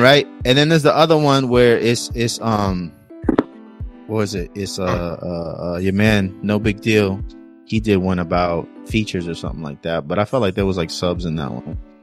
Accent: California, United States; I'm from Cali

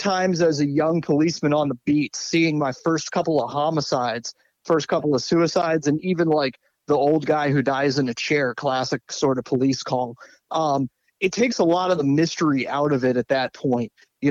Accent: Washington, District of Columbia, United States; born there; also born or lived in Pittsburgh / Connecticut; I'm 37 years old now, and I grew up bouncing from place to place. Started life in Washington, D.C., spent some time as a wee little one in places like Pittsburgh, Pennsylvania, Connecticut

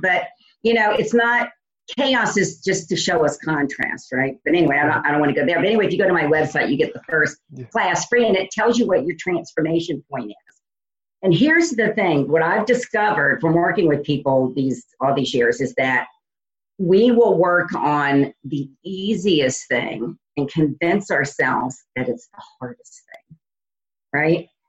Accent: New Orleans, Louisiana, United States; moved away as an adult; now in Indiana, United States; I'm originally from New Orleans, and I left New Orleans to start a company for someone else and moved to Indiana.

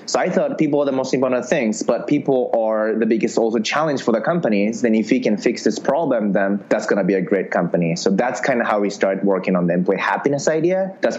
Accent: Japan; now in San Francisco, United States; So in 2011 summer, I came from Japan. I literally thought if you come to San Francisco, you can just meet investors

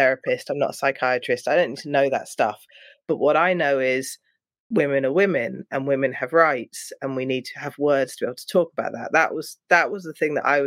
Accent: London, United Kingdom; I'm from London

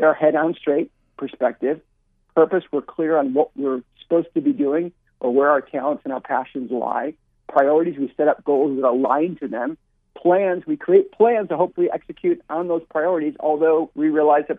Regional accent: Chicago, Illinois, United States; moved away; I grew up in Chicago

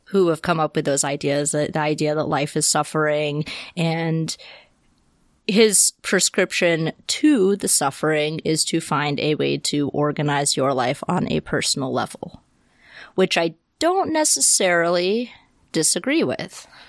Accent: Deep South, United States; I grew up in the Deep South

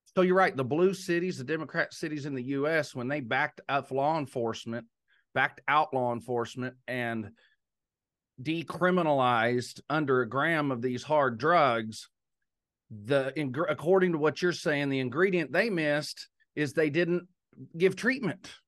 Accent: Texas, United States; moved away; being raised in Texas

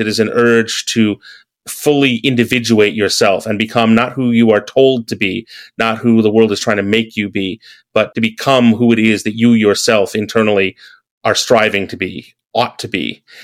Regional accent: American Midwest, United States; moved away; growing up in the American Midwest

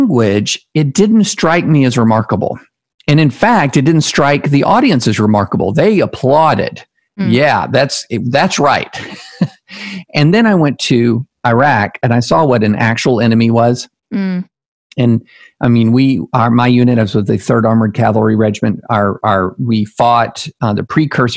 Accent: the South, United States; also born or lived in Alabama / Louisiana / Tennessee / Kentucky; I grew up in the South

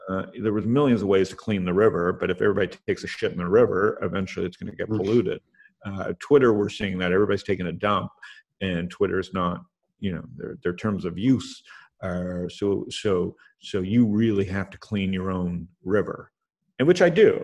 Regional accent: Canada; I'm Canadian

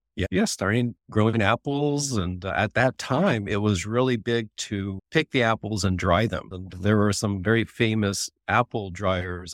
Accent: West Sonoma County, California, United States; I grew up in West Sonoma County

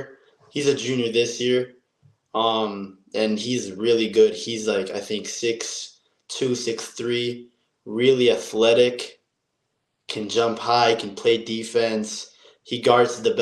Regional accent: Israel; now in Utah, United States; I'm from Israel and I play point guard

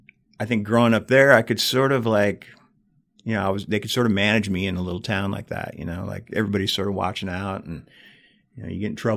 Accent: Big Sandy, Montana, United States; by the time I was in my 30s, I was like, thank God that I grew up in Big Sandy.

